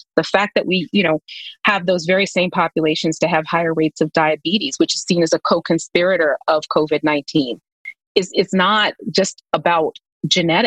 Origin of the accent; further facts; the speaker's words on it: New York, United States; my grandparents, who I grew up with in New York